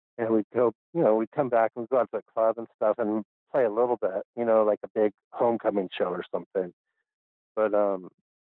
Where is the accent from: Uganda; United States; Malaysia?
United States; Monrovia, California; I grew up in Monrovia, about just a half an hour outside of Hollywood